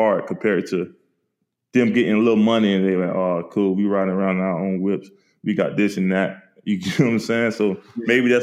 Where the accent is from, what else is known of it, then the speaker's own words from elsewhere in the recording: St. Petersburg, Florida, United States; I'm a kid from St. Petersburg, Florida, that we known for drugs and murders